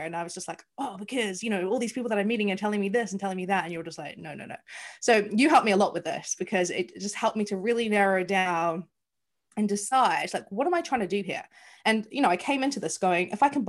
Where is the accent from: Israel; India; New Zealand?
New Zealand; moved away as an adult; now in London, United Kingdom; As you can probably hear from my accent, I am not from the UK. I am from New Zealand. I have lived here 14 years